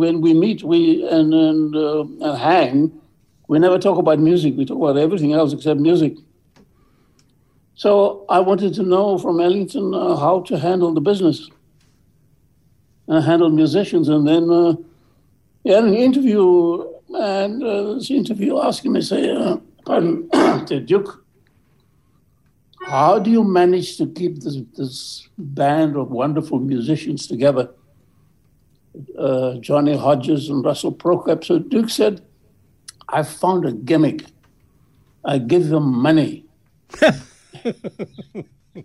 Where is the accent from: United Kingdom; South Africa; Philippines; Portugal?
South Africa; moved away as an adult; also born or lived in New York; I come from South Africa